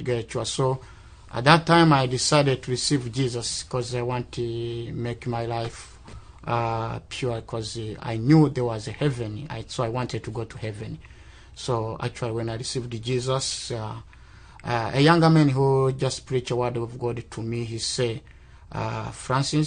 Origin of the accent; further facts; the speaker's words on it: Rwanda; I'm from Rwanda